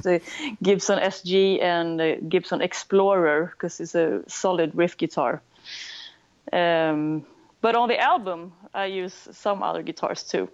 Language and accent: English; Sweden; accent: Swedish; English is a second language; a Swedish band. Maybe you can hear that in my lousy accent.